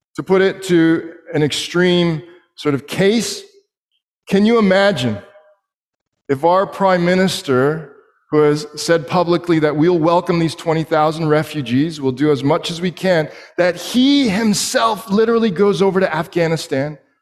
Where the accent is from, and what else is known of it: Canada